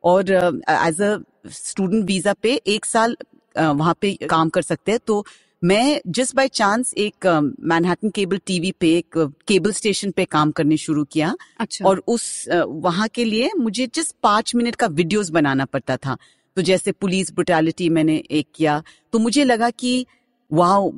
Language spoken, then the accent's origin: Hindi; West Bengal, India; first language Bengali; Hindi is a second language; मैं पहले आपको ये बताना चाहती हूँ कि मैं बंगाली हूँ तो मेरा हिंदी बहुत बुरी है